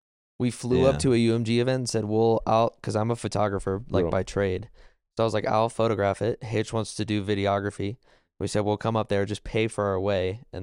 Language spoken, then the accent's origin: English; Raleigh, North Carolina, United States; Born and raised in Raleigh.